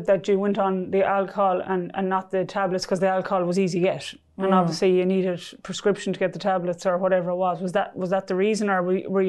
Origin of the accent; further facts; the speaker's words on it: Ireland; When I was growing up in Ireland of binge drinking and doing all